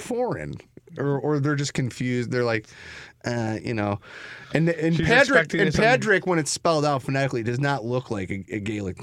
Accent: Chicago, Illinois, United States

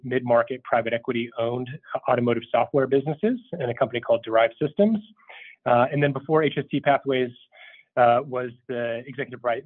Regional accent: Minnesota, United States; moved away; also born or lived in Langley, Virginia; I'm originally from Minnesota

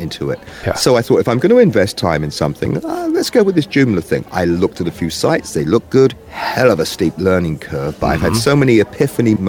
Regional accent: England, United Kingdom; now in New York, United States; I'm an Englishman that moved to New York

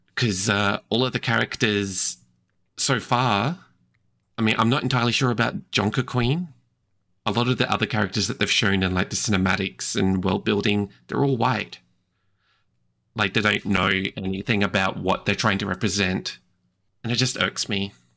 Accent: Australia; I'm from Australia

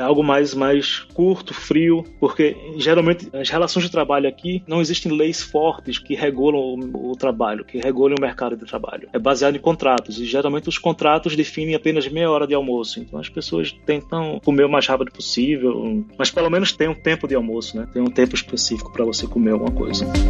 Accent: Recife, Pernambuco, Brazil; moved away as an adult; also born or lived in Rio de Janeiro; now in Copenhagen, Denmark; Eu sou de Recife, capital de Pernambuco

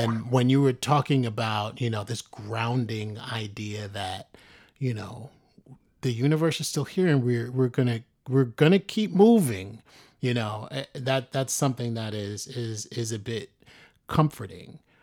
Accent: New York City, New York, United States; I grew up in the South Bronx

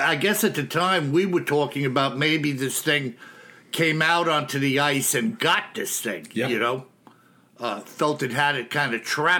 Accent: Texas, United States; now in Seattle, United States; I was a transplant from Texas.

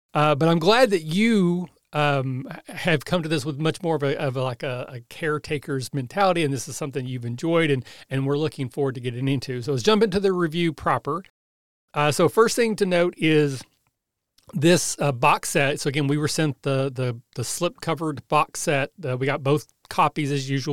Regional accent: Southeast Kentucky, United States; I'm from Southeast Kentucky

